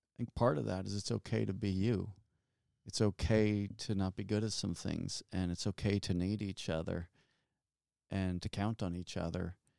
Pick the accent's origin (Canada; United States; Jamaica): Canada; Halifax, Nova Scotia; I'm from Halifax, Nova Scotia